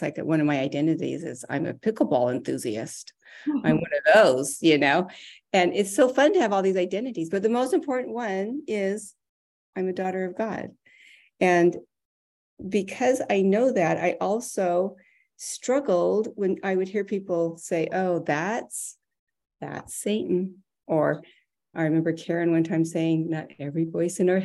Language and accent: English; Arizona, United States; I was raised in Arizona